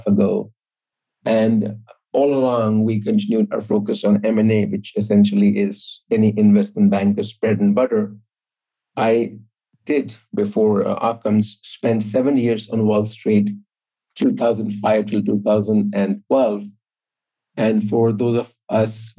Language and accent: English; Jamshedpur, Jharkhand, India; moved away; when I grew up in India, small steel city called Tata Nagar